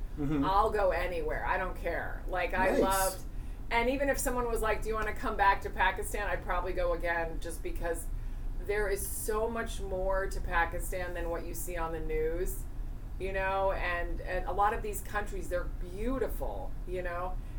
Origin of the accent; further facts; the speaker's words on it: Virginia, United States; also born or lived in Spain; In Virginia and Spain.